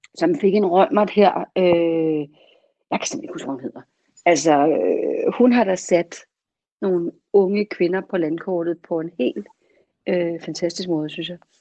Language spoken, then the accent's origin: Danish; Copenhagen, Capital Region of Denmark, Denmark; jeg er jo ellers københavner, så jeg bor i København